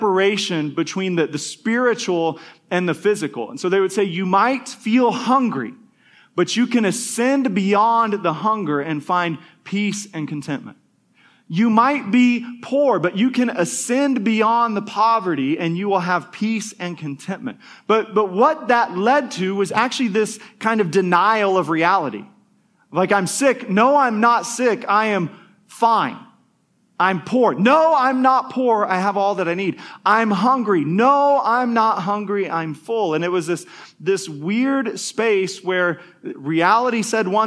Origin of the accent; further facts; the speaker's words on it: United States; us as American Christians